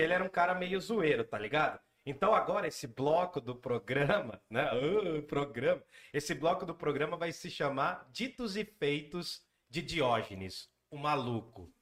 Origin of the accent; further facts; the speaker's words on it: Jundiaí, São Paulo, Brazil; A gente veio do Gandra, que a gente estudou numa escola aqui de Jundiaí